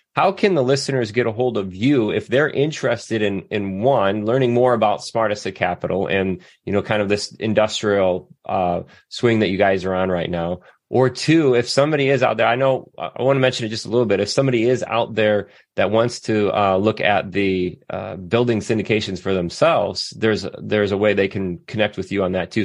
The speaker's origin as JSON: {"language": "English", "region": "Southwest Michigan", "country": "United States", "tie": "born or raised there", "said": "I grew up in Southwest Michigan"}